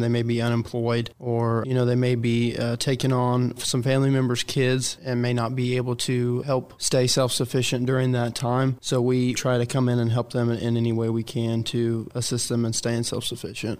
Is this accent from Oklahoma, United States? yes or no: yes; Kay County, Oklahoma, United States; moved away as an adult; also born or lived in Wichita, Kansas; Born and raised in Kay County.